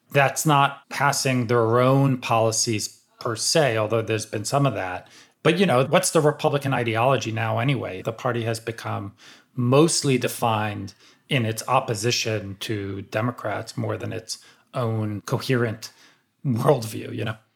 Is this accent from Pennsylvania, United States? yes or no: yes; outside Philadelphia, Pennsylvania, United States; I grew up like outside Philly, and so I grew up a big Sixers fan and a big Eagles fan